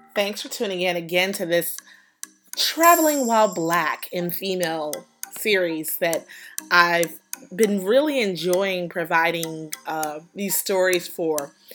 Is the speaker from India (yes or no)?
no; United States; I'm an American tourist.